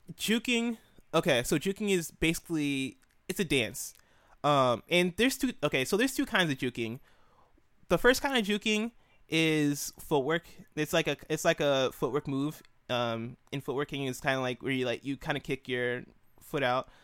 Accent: Illinois, United States; I grew up in Illinois, uh, two hours away from Chicago

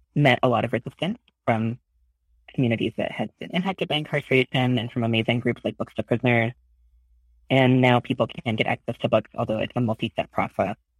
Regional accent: Oklahoma, United States; moved away as an adult; now in San Francisco, United States; I grew up in Oklahoma

